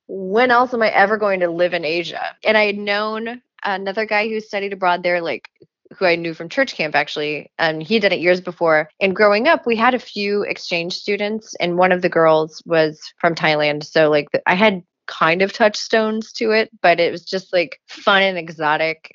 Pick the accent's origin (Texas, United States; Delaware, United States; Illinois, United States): Illinois, United States; Jerseyville; moved away; I am from Jerseyville, Illinois, which is a tiny little agriculture town like an hour north of St. Louis